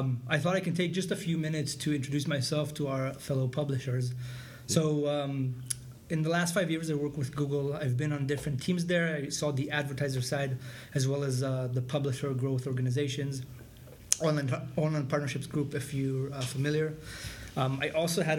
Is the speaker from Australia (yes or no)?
no; Israel; moved away as an adult; I'm originally from Israel, and it was part of IDF, the military